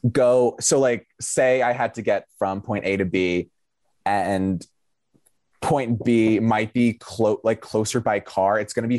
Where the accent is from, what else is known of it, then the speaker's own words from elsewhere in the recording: Long Island, New York, United States; moved away as an adult; now in Chicago, United States; I'm from Long Island.